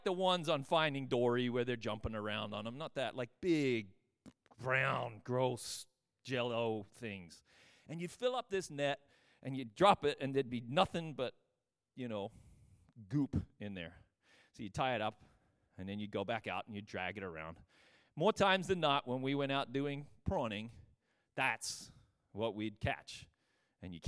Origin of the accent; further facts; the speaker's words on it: Australia; growing up in Australia, we fished a lot